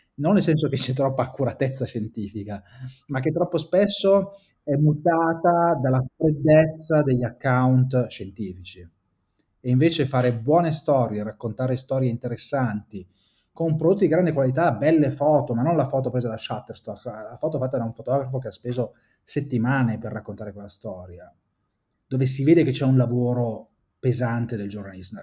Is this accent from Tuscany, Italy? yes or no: no; Saronno, Lombardy, Italy; also born or lived in Bologna; faceva parte del mio territorio, io sono di Saronno, quindi vengo dai dintorni di Seveso